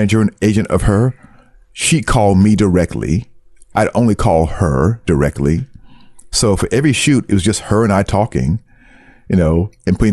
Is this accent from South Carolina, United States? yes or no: yes; South Carolina, United States; accent: thick Brooklyn; also born or lived in Brooklyn, New York; now in Tokyo, Japan; I was born in New York, born in Brooklyn. We lived there until I was 7. And then my family, we moved down to South Carolina